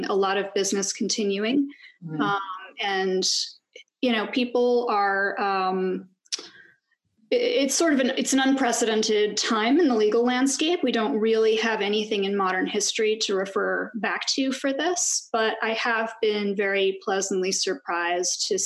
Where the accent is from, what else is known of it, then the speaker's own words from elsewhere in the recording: New York City, New York, United States; also born or lived in Long Island, New York; Yes, I was born in Brooklyn. I live and practice in the Park Slope neighborhood in Brooklyn. And that's where I lived until I was 10